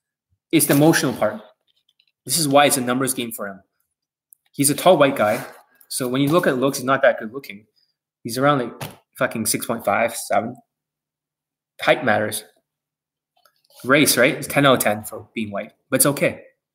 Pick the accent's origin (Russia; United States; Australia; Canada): Canada; Vancouver, British Columbia; born there; And originally I was born here in Vancouver.